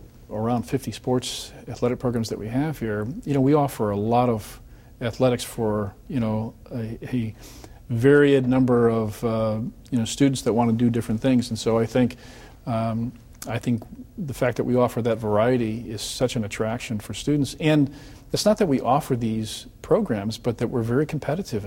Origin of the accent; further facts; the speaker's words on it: Chicago, Illinois, United States; moved away; when I was from Chicago, and I had the coach come to our high school